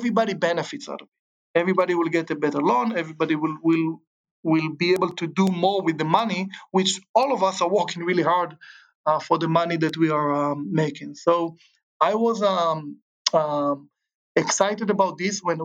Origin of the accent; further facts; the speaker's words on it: Israel; moved away as an adult; also born or lived in Chicago; now in Southern California, United States; I grew up in Israel, great childhood